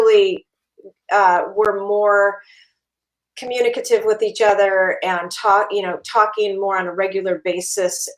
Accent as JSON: {"language": "English", "region": "California", "country": "United States", "moved": "yes", "lives_now": "Minnesota, United States", "said": "I'm originally from California"}